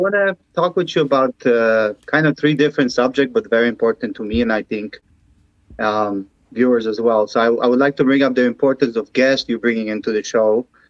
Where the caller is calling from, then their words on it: Chicago, Illinois, United States; I'm calling from Chicago